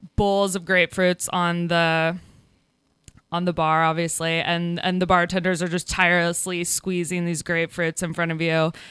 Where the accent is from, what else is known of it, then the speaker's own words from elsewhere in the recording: Kansas City, United States; moved away as an adult; now in Oakland, United States; I'm from Kansas City, proud Kansas City-an